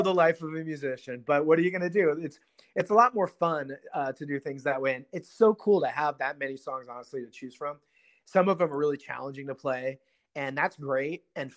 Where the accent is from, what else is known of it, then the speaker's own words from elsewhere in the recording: Seattle, Washington, United States; I grew up in Seattle